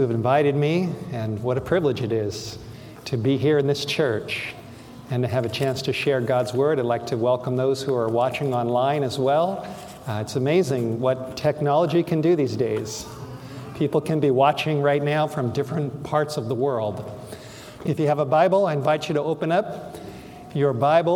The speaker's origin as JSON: {"language": "English", "town": "Los Angeles", "region": "California", "country": "United States", "tie": "born or raised there", "said": "I grew up in Los Angeles, went to school in North Hollywood and in the San Fernando Valley"}